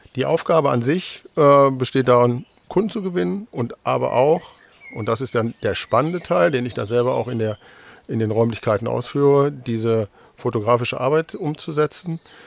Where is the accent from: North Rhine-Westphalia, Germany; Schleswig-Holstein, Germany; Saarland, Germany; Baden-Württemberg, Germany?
North Rhine-Westphalia, Germany; moved away as an adult; now in Delmenhorst, Germany; bin gebürtiger Westfale